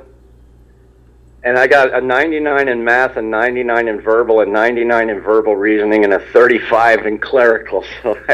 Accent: Ramsey, New Jersey, United States; moved away as an adult; also born or lived in West Coast / Princeton, New Jersey; I live in Princeton. I grew up in Ramsey, but I was out of there for a long time on the West Coast

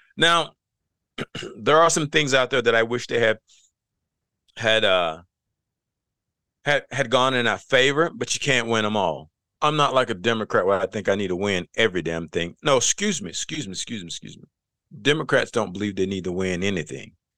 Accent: the South, United States; also born or lived in North Carolina; I come from the South.

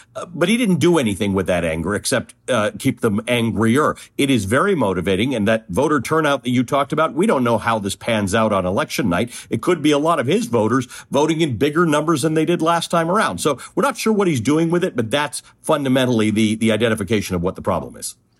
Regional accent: Toronto, Ontario, Canada; born or raised there; also born or lived in Kenya

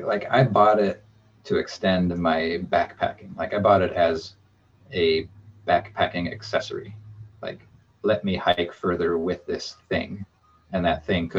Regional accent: Alaska, United States; growing up in Alaska

